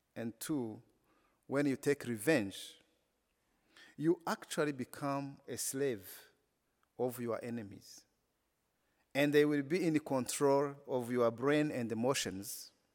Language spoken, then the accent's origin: English; Rwanda; English is a second language; I come from Rwanda, a country that has been only known because of the genocide